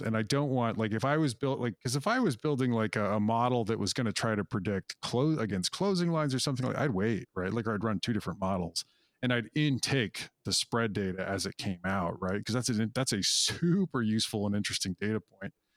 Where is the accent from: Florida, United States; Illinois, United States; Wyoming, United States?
Wyoming, United States; moved away; I grew up in Wyoming, of all places